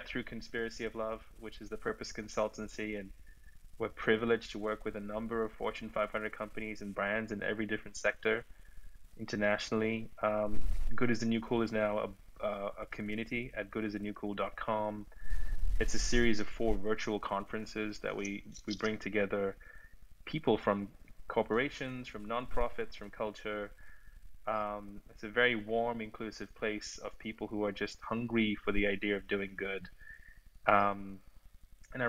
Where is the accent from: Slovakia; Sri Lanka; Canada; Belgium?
Sri Lanka; also born or lived in London / New York; now in Los Angeles, United States; I'm originally from Sri Lanka. I grew up there.